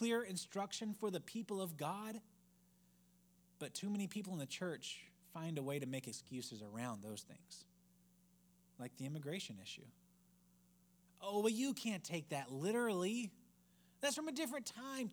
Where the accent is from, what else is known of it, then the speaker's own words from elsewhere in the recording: United States; we as American Christians